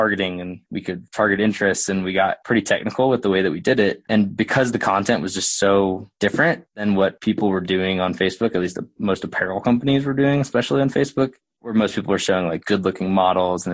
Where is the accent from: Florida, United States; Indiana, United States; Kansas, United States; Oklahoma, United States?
Oklahoma, United States; moved away as an adult; also born or lived in Colorado; now in Denver, United States; I grew up in Oklahoma.